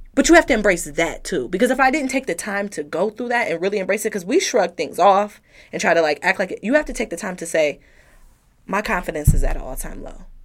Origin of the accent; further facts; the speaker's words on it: Detroit, Michigan, United States; I'm from Detroit